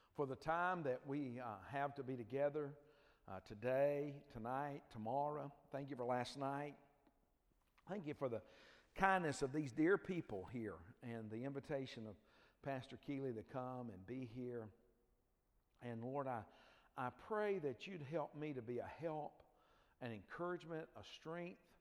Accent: Dothan, Alabama, United States; I grew up in L.A. Uh, no, that's not Los Angeles if you're thinking that. It's lower Alabama

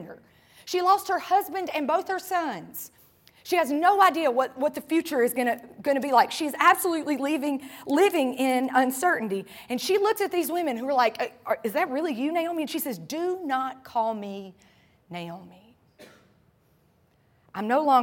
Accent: North Carolina, United States; moved away as an adult; now in Tampa, United States; I'm from North Carolina

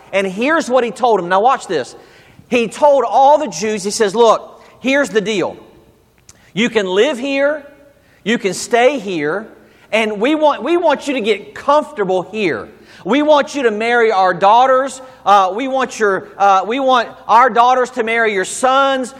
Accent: the South, United States; I'm from the South. We say Haggai.

